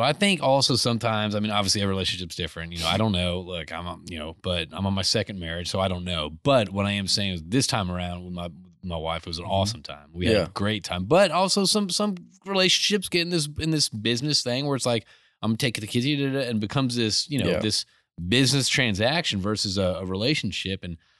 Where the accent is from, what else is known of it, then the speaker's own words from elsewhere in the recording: Connecticut, United States; I grew up in Connecticut.